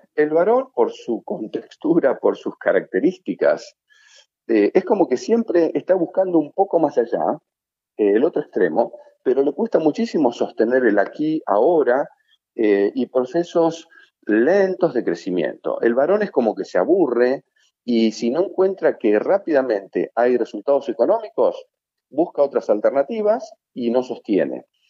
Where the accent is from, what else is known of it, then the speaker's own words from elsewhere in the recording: Argentina; nosotros como argentinos, eh, por ser tan extrovertidos